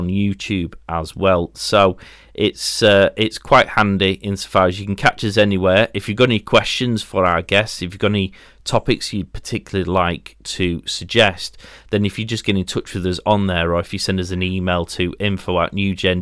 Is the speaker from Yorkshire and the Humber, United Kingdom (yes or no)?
yes; Yorkshire and the Humber, United Kingdom; I'm from Yorkshire